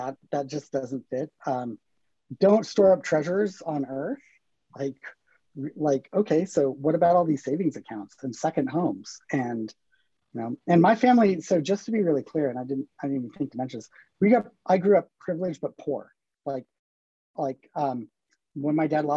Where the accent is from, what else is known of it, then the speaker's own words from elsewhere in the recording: Bozeman, Montana, United States; also born or lived in San Francisco; I grew up in Bozeman. I was here till I was 18, graduated